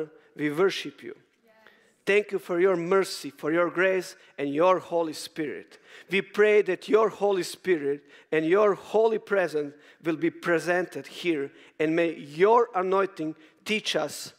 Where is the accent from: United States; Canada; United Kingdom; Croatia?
Croatia; I'm coming from Croatia, beautiful nation